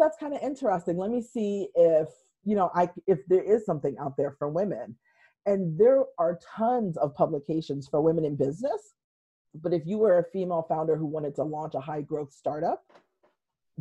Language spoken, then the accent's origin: English; Western Massachusetts, United States; I'm from Western Massachusetts and kind of grew up writing for the local newspapers there